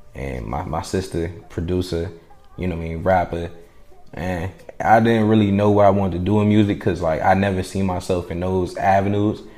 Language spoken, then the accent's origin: English; D.C., Maryland, DMV, United States; also born or lived in Providence, Rhode Island / New York; I was born in Providence, Rhode Island. Uh, I was raised in, you know, D.C., Maryland, mm-hmm. Virginia area, DMV